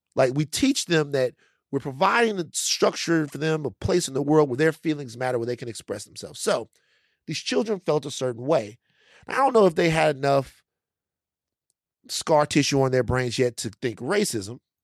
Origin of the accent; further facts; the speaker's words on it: Louisiana, United States; I'm from Louisiana